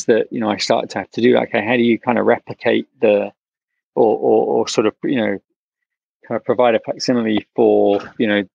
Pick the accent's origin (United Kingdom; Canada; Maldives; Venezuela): United Kingdom; England; moved away as an adult; also born or lived in London / India / Brooklyn, New York; now in New York, United States; when I was growing up in England